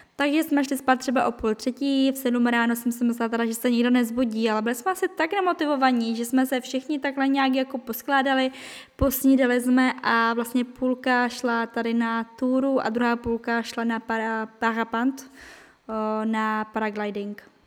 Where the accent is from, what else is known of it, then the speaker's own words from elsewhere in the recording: Czechia; moved away as an adult; now in France; jsem Češka, že jsem z Česka